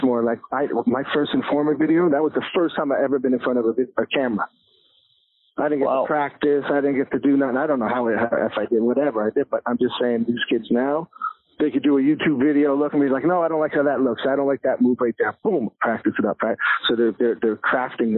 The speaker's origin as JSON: {"language": "English", "town": "Toronto", "region": "Ontario", "country": "Canada", "tie": "born or raised there", "said": "growing up in Toronto, it's been beautiful because we have multiple cultures."}